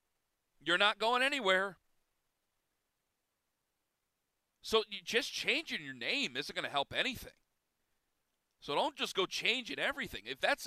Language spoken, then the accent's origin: English; Cleveland, Ohio, United States; I'm from Cleveland.